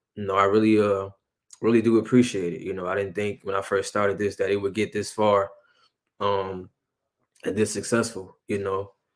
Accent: Aurora, Illinois, United States; also born or lived in Oak Park; I'm born and raised, you know, in Aurora

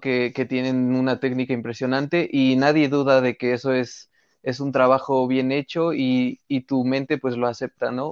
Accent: Mexico; nuestra cultura como mexicanos

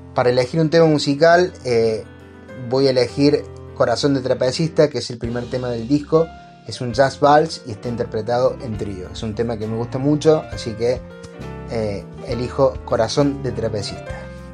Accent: Córdoba, Argentina; soy un pianista de Córdoba, Argentina.

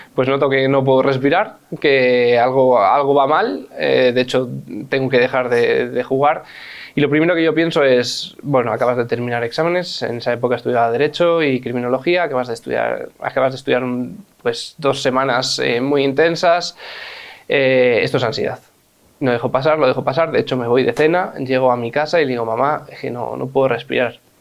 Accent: Madrid, Community of Madrid, Spain; yo cuando nací, nací en el Hospital de La Paz

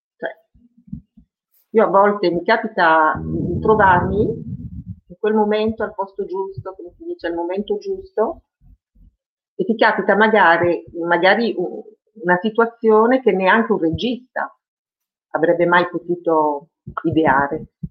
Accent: France; first language French; Italian is a second language; moved away as an adult; now in Turin, Italy; l'italiano per me è la seconda lingua, perché la mia prima lingua in assoluto è stato il francese, sono rimasta fino all'università, fino all'età dell'università in Francia

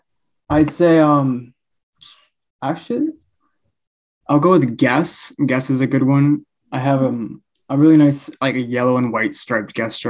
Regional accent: British Columbia, Canada; also born or lived in Winnipeg, Manitoba, Canada; I was born in Winnipeg, Manitoba, in Canada, and I moved to BC when I was 5, and ever since we stayed here.

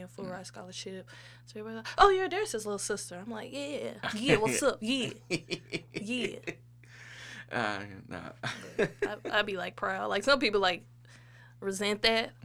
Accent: Cool Valley, Missouri, United States; also born or lived in Ferguson, Missouri / Florissant, Missouri; I grew up in Cool Valley. That is in North County

